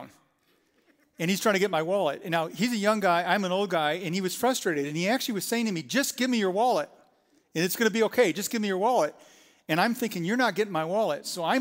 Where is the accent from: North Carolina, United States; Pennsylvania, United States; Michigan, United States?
Michigan, United States; moved away as an adult; also born or lived in New York City; I lived almost all my life in Michigan, 50-some years at that time